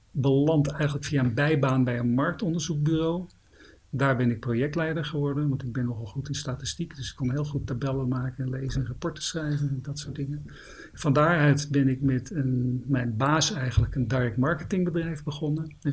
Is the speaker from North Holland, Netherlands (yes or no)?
yes; Amsterdam, North Holland, Netherlands; ik was eh, geboren, in, geboren in Amsterdam-Zuid. Tijdens mijn studentenleven heb ik een aantal jaar in de pijp gewoond.